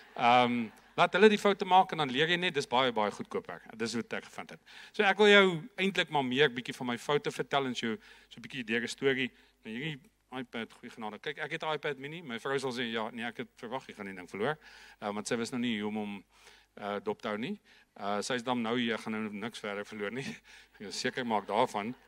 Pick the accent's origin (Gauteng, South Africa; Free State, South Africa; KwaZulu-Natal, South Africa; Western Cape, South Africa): Free State, South Africa; Viljoenskroon; ek het in 'n baie klein dorpie groot geword, Vilienskroon, daar in die Noord-Vrystaat. So Janeman, ek is ongelukkig nog steeds 'n stoere Vrystaater